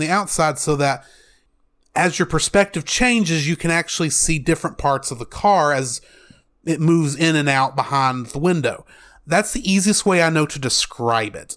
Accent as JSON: {"language": "English", "country": "United States", "said": "as an American"}